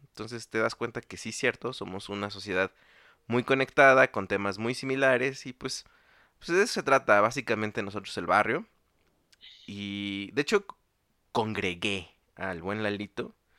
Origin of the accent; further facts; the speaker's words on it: Mexico; como nosotros le decimos aquí en México